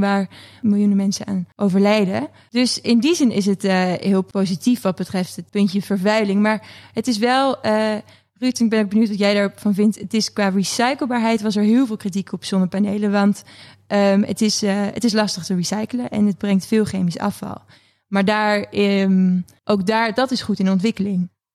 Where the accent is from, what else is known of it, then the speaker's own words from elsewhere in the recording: Netherlands; we als Nederlanders